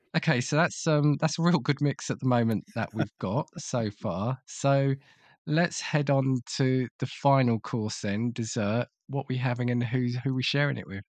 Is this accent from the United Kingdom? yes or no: yes; United Kingdom; as a Brit